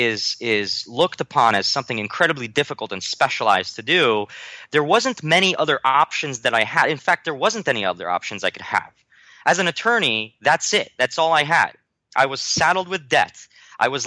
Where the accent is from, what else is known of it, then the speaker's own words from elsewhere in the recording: New Jersey, United States; also born or lived in Warsaw, Poland; I traveled from there to America, and I grew up in New Jersey